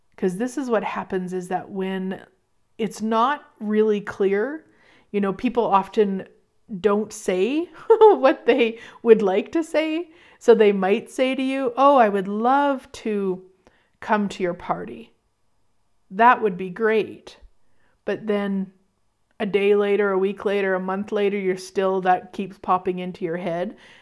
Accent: Canada; I'll be in there as a Canadian

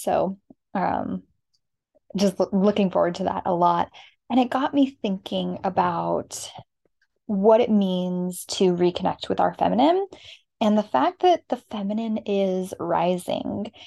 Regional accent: Arizona, United States; moved away; We are from Arizona

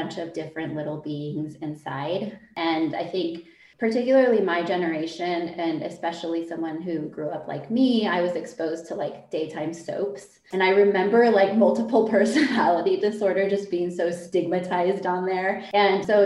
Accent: Southern California, United States; moved away as an adult; now in Oaxaca, Mexico; I am originally from Southern California

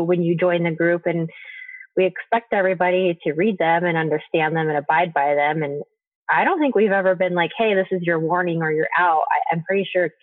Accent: Idaho, United States; my home state of Idaho

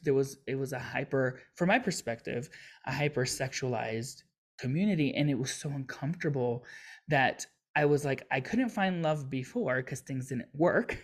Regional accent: Miami, Florida, United States; I grew up in Miami, so it's very diverse

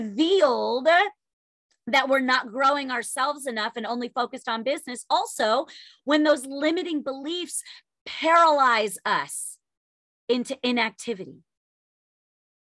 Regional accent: New York, United States; I'm Italian and I'm a New Yorker

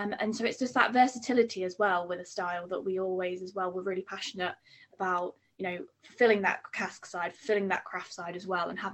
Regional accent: Nottingham, East Midlands, United Kingdom; I'm from Nottingham in the East Midlands

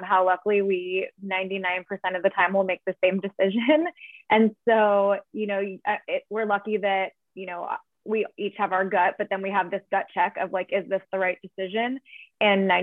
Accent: San Diego, California, United States; my San Diego roots

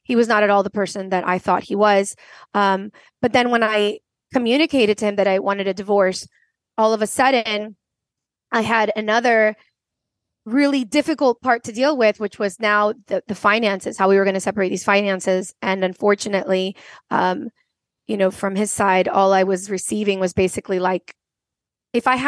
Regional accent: Venezuela; also born or lived in United States / France; I am originally from Venezuela. I grew up in between three continents, the Venezuela, South America, the United States, and France.

